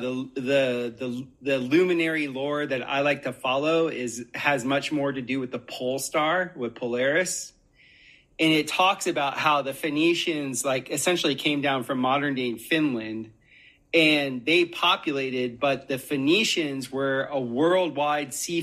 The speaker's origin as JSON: {"language": "English", "region": "Florida", "country": "United States", "tie": "born or raised there", "said": "growing up in Florida"}